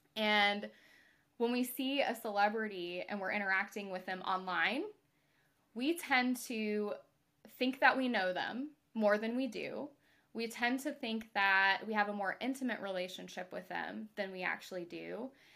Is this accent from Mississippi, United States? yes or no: yes; Mississippi, United States; I'm from Mississippi